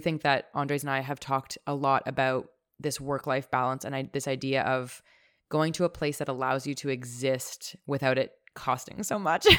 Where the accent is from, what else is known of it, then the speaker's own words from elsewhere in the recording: Toronto, Ontario, Canada; having family growing up in Toronto. I'm so grateful to have been brought up here.